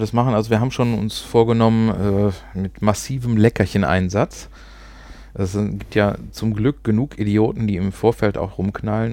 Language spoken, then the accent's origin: German; Ruhr area, North Rhine-Westphalia, Germany; accent: Ruhrpott; Also wir sprechen kein Hochdeutsch, wir kommen aus dem Pott